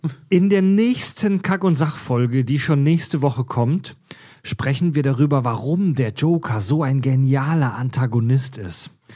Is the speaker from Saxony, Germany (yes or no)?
no; Pforzheim, Baden-Württemberg, Germany; in meiner Heimatstadt Pforzheim